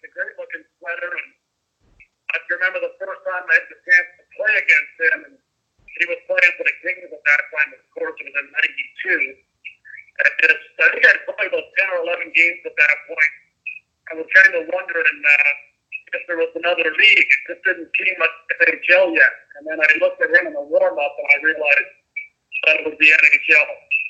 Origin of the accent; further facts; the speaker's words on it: Brantford, Ontario, Canada; he's from my hometown.